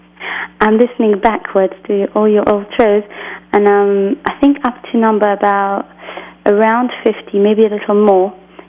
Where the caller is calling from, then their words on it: England, United Kingdom; I'm calling from England.